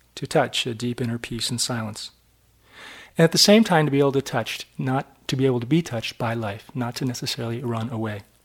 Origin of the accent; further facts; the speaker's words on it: New Hampshire, United States; I was brought up in New Hampshire in a little town